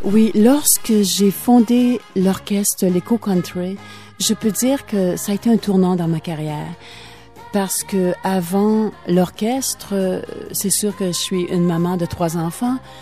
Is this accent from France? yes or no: no; Matagami, Quebec, Canada; also born or lived in Amos, Quebec; now in Florida, United States; Ma ville natale, c'est la ville de Amos. Sauf que j'ai grandi à Matagami.